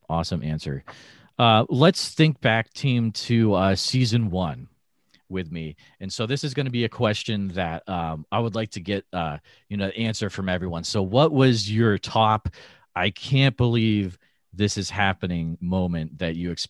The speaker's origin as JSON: {"language": "English", "town": "Northfield", "region": "Massachusetts", "country": "United States", "tie": "born or raised there", "said": "I grew up in Northfield, Massachusetts, which is a small town in Western Mass."}